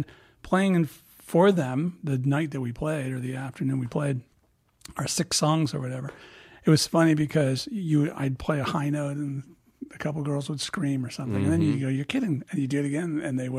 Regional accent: Illinois, United States; moved away as an adult; I grew up in Illinois, so yeah. I was about 23 when I left town, 22, 23.

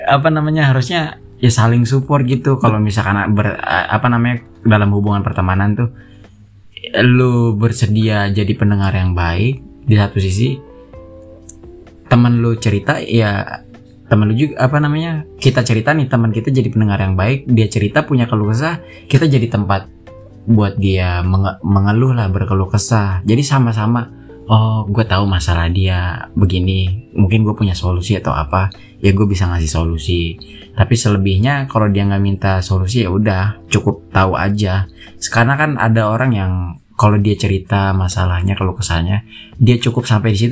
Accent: Bogor, West Java, Indonesia; gue asli Bogor kelahiran tahun huru hara ya 98

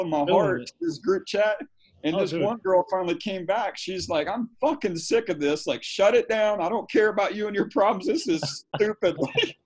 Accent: Nashville, Tennessee, United States; moved away; I grew up in Nashville

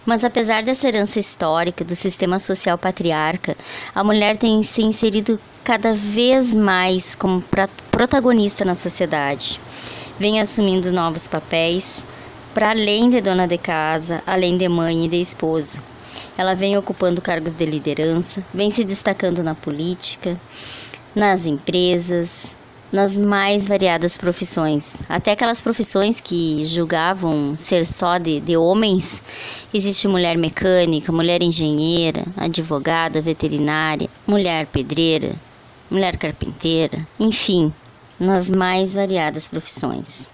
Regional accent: Sobradinho, Rio Grande do Sul, Brazil; sou natural de Sobradinho

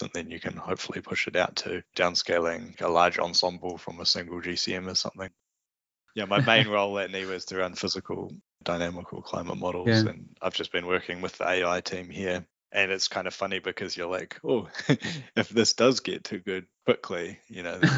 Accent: New Zealand; accent: Kiwi; also born or lived in California; my Kiwi accent

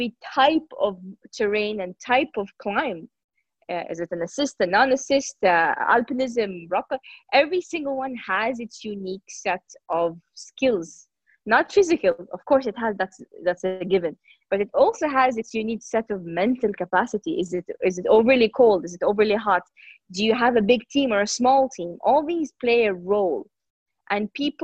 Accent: Jeddah, Makkah Province, Saudi Arabia; I'm Saudi. I'm from the Kingdom of Saudi Arabia, and I come from a city called Jeddah.

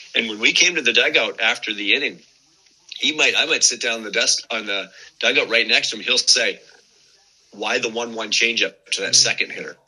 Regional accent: Windsor, Ontario, Canada; the University of Windsor, which is at home here in my hometown

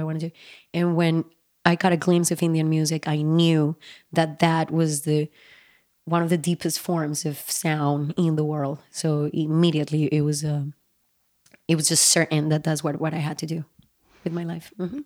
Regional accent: Bogotá, Bogotá Capital District, Colombia; when I was growing up in Bogota, Colombia

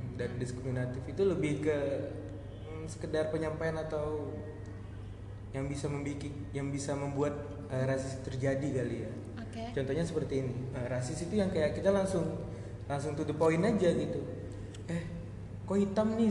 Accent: Batam, Riau Islands, Indonesia; walaupun aku orang Padang tapi kan memang udah lahir besar di sini

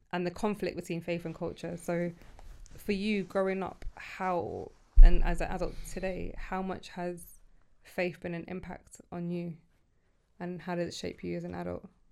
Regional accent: United Kingdom; born or raised there; also born or lived in Sudan / Egypt

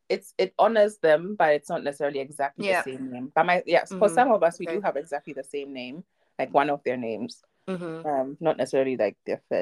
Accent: Germany; also born or lived in Ghana; I was born and raised in Ghana till I was six, and then I moved to Germany when I was six, and I've been here ever since, in the same house, in the same room, actually, and same street.

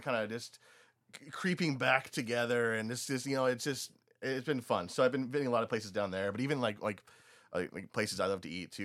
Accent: Tri-Cities, Eastern Washington, United States; also born or lived in Seattle; I grew up mostly in Eastern Washington and the Tri-Cities

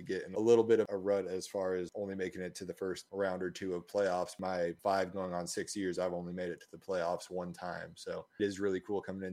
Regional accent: Denver, Colorado, United States; I grew up in the Denver area.

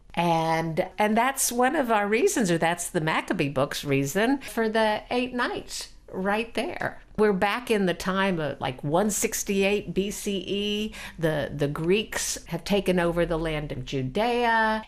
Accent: Houston, Texas, United States; when I was growing up in Houston, Texas

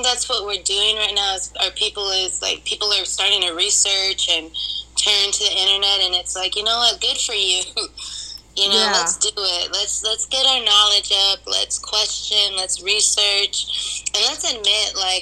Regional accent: United States; I'm Chicana

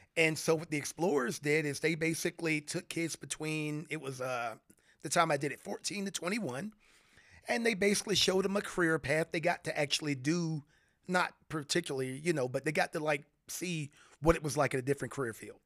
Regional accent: Florida, United States; moved away as an adult; growing up in Florida

